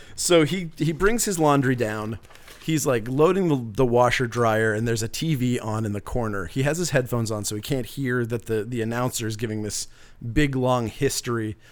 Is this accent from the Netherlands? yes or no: no; Northern Maine, United States; I'm from Northern Maine